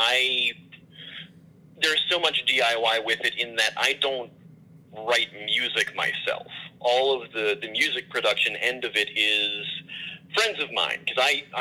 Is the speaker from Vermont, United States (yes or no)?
no; Baltimore, Maryland, United States; moved away as an adult; now in Chicago, United States; I'm originally from Baltimore, I moved to Chicago maybe about 3 years ago